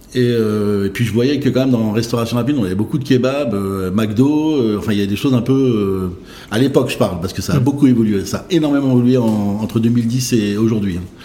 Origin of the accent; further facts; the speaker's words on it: Saint-Brieuc, Brittany, France; now in Rennes, France; né à Saint-Brieuc en, le 6 novembre